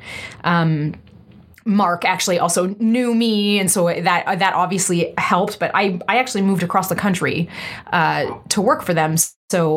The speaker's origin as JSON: {"language": "English", "region": "East Coast", "country": "Canada", "tie": "born or raised there", "also_born_or_lived": "Vancouver", "lives_now": "Montreal, Canada", "said": "I'm an East Coaster. I was born and raised on the East Coast"}